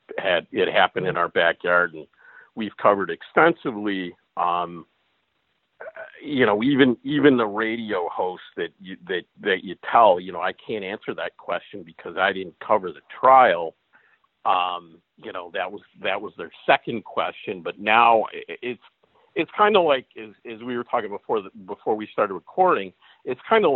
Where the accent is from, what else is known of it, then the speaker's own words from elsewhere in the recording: Chicago, Illinois, United States; moved away as an adult; also born or lived in Syracuse, New York / Binghamton, New York; now in Green Bay, United States; I grew up in the suburbs of Chicago